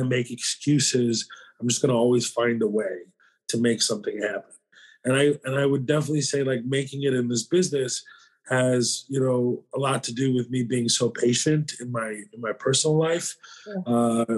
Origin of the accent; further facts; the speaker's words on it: the South, United States; I grew up in the South